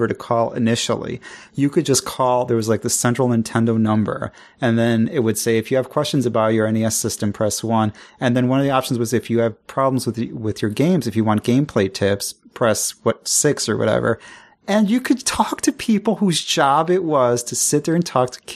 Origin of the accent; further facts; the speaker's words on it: Chicago, Illinois, United States; I'm from Chicago. You know, we got an accent.